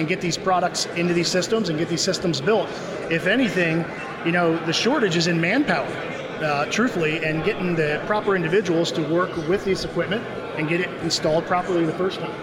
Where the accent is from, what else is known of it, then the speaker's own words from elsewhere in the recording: United States; I'm American